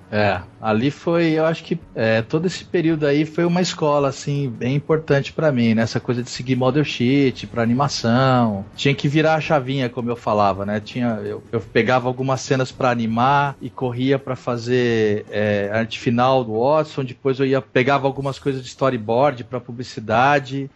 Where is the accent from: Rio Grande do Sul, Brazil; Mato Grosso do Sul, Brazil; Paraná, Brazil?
Mato Grosso do Sul, Brazil; also born or lived in Rio de Janeiro; now in São Paulo, Brazil; sou de Mato Grosso do Sul